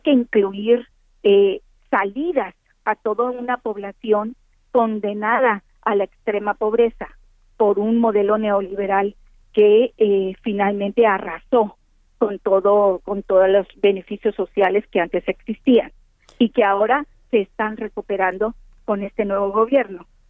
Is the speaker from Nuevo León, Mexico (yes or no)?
yes; Monterrey, Nuevo León, Mexico; also born or lived in Tamaulipas border area (family origin); es un territorio que forma parte de mi infancia, porque como tú bien sabes, yo soy de Monterrey